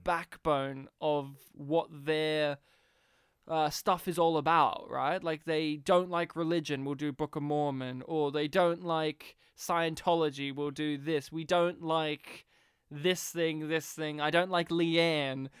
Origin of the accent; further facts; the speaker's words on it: Australia; being an Australian, from rural Australia